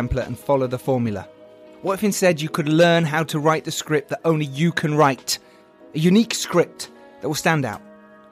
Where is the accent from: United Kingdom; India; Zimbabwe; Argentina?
United Kingdom; England; We're English.